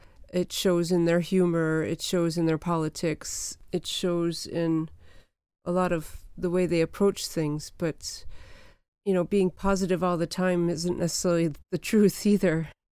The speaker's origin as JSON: {"language": "English", "country": "United States", "moved": "yes", "lives_now": "United Kingdom", "said": "I'm an American."}